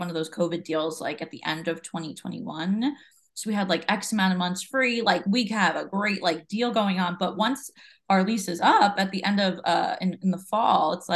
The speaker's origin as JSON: {"language": "English", "area": "Jersey Shore", "region": "New Jersey", "country": "United States", "said": "that's where I'm from"}